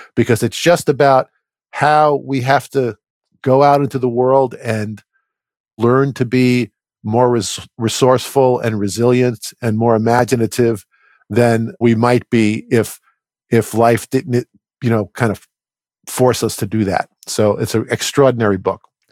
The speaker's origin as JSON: {"language": "English", "region": "New York metropolitan area", "country": "United States", "tie": "born or raised there", "said": "I grew up in the New York metropolitan area"}